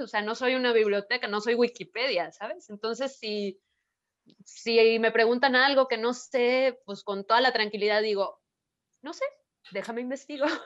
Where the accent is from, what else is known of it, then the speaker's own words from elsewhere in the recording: Mexico; soy de México, soy bailarina